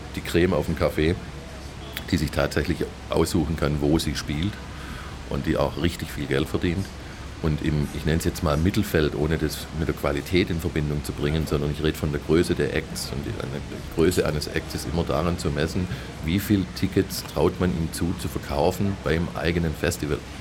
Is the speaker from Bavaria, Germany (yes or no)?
no; Stuttgart, Baden-Württemberg, Germany; also born or lived in Andalusia; Ich bin hier geboren, ich lebe hier, habe die meiste Zeit meines Lebens in Stuttgart verbracht. Ähm, und ich bin Stuttgarter